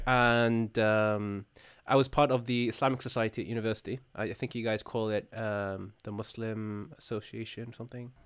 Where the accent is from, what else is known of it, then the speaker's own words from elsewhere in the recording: United Kingdom; as a Brit